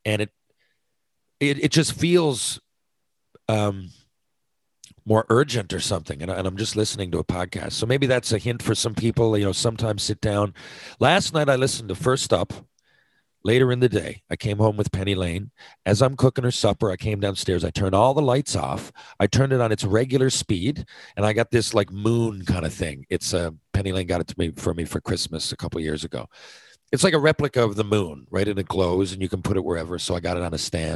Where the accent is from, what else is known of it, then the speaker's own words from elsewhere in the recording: Mount Pearl, Newfoundland and Labrador, Canada; I'm from Mount Pearl, bottom of Park Avenue